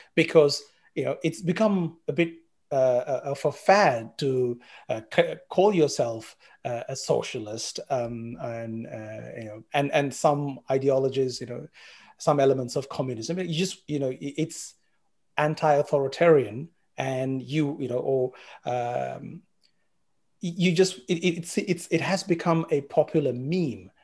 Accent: Sri Lanka; moved away as an adult; also born or lived in Colombo, Sri Lanka; now in Australia; I was born in Sri Lanka

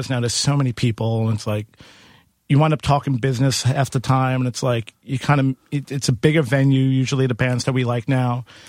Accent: Queens, New York, United States; I'm from Queens.

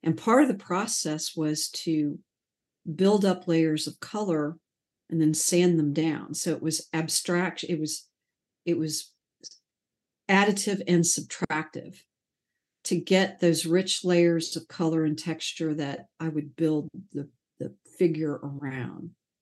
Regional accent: Sarasota, Florida, United States; moved away; also born or lived in Atlanta, Georgia / Chattanooga, Tennessee; Sarasota, the town I grew up in Florida, was also a very grid city

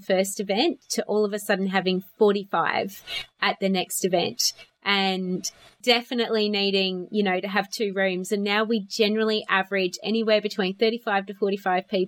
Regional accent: South Australia, Australia; now in Melbourne, Australia; I lived in Western Australia for almost 2 years. I'm from South Australia

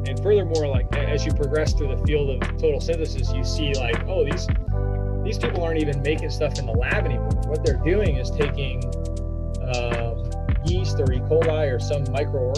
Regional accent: Indiana, United States; I'm from Indiana

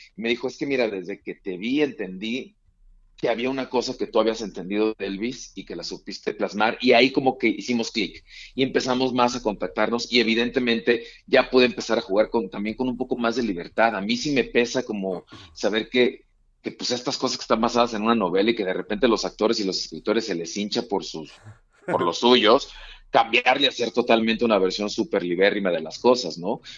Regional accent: Mexico; ¿Cómo somos los mexicanos? Así somos

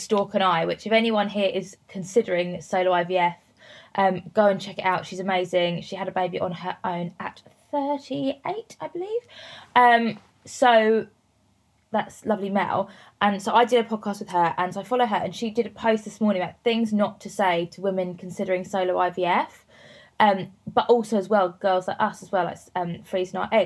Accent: Worthing, South East England, United Kingdom; Worthing, so near Brighton, like right down on the south coast

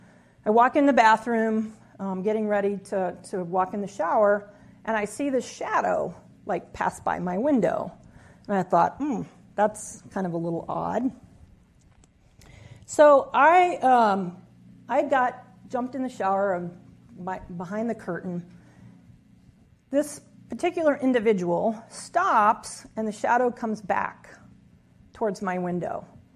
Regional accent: Midwest, United States; So for a 23-year-old growing up in the Midwest, becoming a park ranger, being there on my own was truly something that I was very, very grateful for.

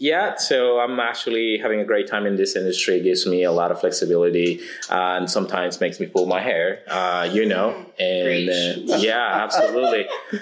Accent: Peru; first language Spanish; English is a second language; moved away as an adult; now in United States; one language I can actually communicate more, which is Spanish. I was born and raised in Peru and moved to the U.S. in 2008

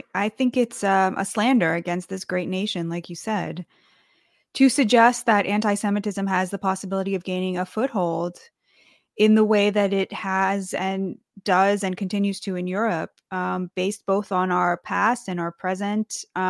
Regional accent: United States; to me as an American Jew, this is my promised land, you know, the United States.

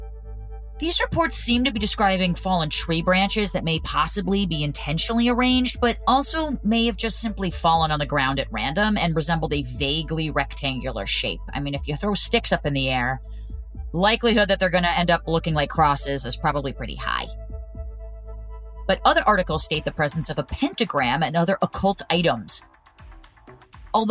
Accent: New Jersey, United States; Growing up in New Jersey

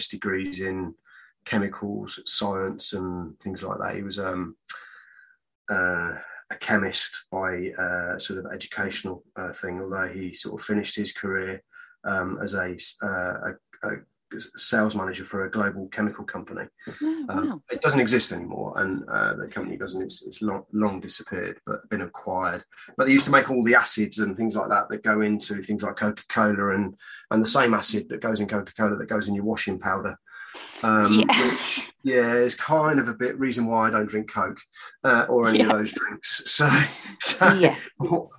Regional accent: Leicestershire, East Midlands, United Kingdom; also born or lived in Great Easton; I'm sort of from Leicestershire

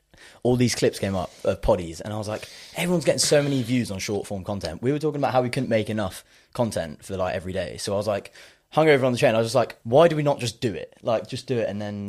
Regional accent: Devon, South West England, United Kingdom; now in London, United Kingdom; I'm from Devon, but I live in London.

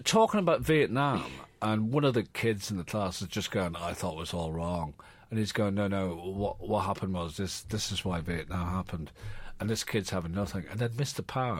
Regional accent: Ireland; also born or lived in London; I was born in England. I was born in London. Yeah. Went to Ireland when I was 5.

